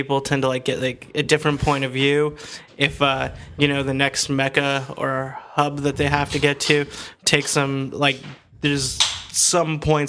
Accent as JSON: {"language": "English", "town": "Silver City", "region": "New Mexico", "country": "United States", "said": "In New Mexico. I'm from Silver City."}